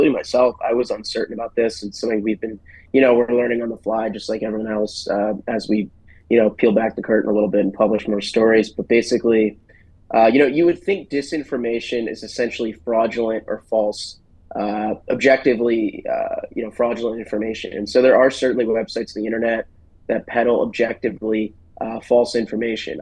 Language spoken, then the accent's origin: English; outside of Philadelphia, Pennsylvania, United States; also born or lived in Pittsburgh; I grew up outside of Philadelphia